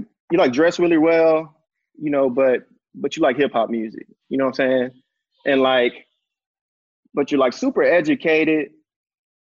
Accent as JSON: {"language": "English", "town": "Houston", "region": "Texas", "country": "United States", "tie": "born or raised there", "said": "I'm from Houston. So it's like we grew up around a lot of those tensions"}